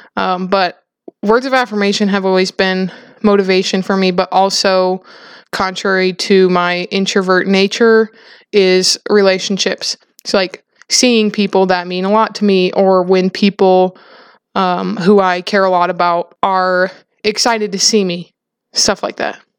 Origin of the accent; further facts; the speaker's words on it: South Dakota, United States; I grew up in South Dakota on a farm